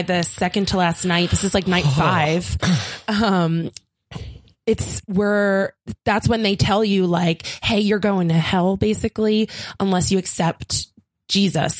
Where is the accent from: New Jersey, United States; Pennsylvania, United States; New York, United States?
Pennsylvania, United States; Philadelphia; I'm from Philly. And Philly's not like very pretty.